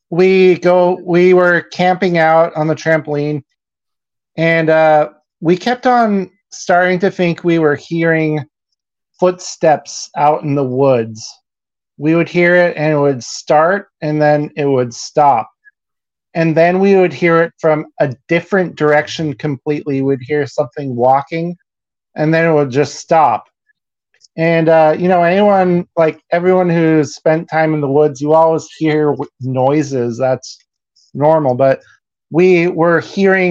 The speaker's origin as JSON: {"language": "English", "town": "Ashland", "region": "Oregon", "country": "United States", "tie": "born or raised there", "said": "I was in the sixth grade. So I was probably like 11, 12 years old. And at the time, my family lived in Ashland, Oregon"}